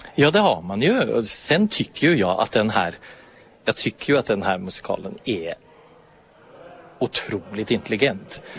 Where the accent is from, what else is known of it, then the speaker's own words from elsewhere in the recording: Norway; moved away; also born or lived in Finland; som norrman